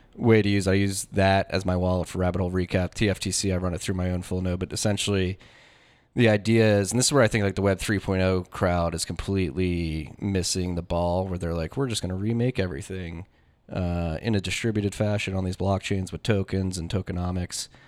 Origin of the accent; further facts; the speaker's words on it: Philadelphia, Pennsylvania, United States; I'm from Philadelphia and I graduated high school in two thousand nine